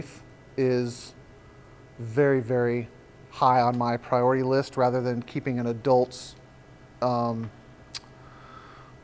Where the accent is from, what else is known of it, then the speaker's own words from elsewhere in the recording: San Diego, California, United States; now in Oregon, United States; I grew up in San Diego